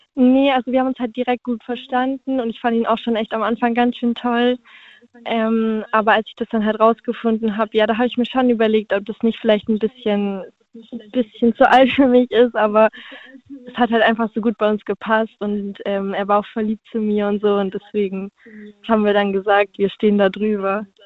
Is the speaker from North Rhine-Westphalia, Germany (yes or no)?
no; Stuttgart, Baden-Württemberg, Germany; Aus Stuttgart